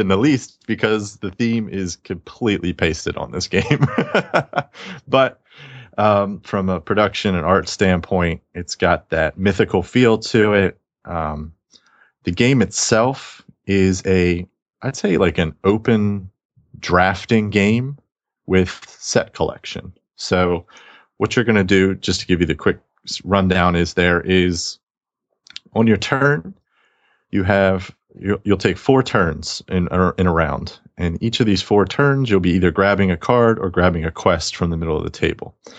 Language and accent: English; the South, United States; I'm from the South